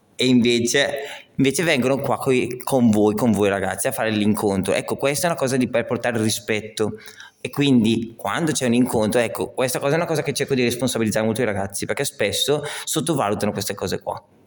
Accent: Calcinato, Lombardy, Italy; Ho 23 anni e sono di Calcinato

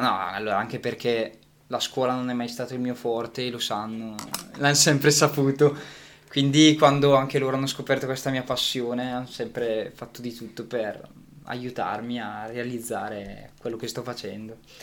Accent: Gussago, Lombardy, Italy; a Gussago nel mio paese

